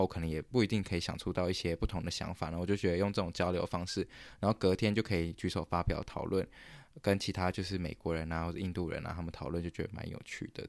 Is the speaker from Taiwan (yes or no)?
yes; Taiwan; moved away as an adult; now in Canada; 我们台湾人有， 有创一个这个，我们这个 program 的群组